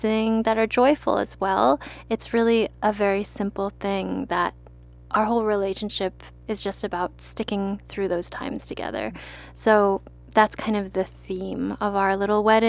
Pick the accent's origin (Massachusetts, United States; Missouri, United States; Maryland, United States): Maryland, United States; I'm from Maryland, so crab is very popular there